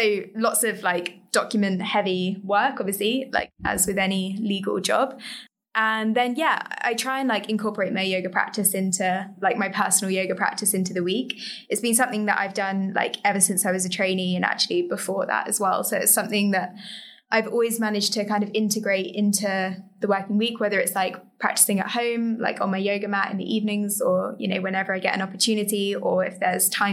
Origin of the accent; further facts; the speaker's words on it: London, United Kingdom; also born or lived in Cambridge; I grew up just in the East End of London, so near like Woolgate East kind of area